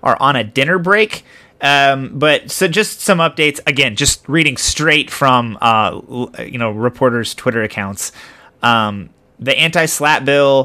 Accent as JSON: {"language": "English", "town": "Middletown", "region": "Kentucky", "country": "United States", "tie": "born or raised there", "said": "I grew up in Middletown, which is a much larger small mm-hmm. city"}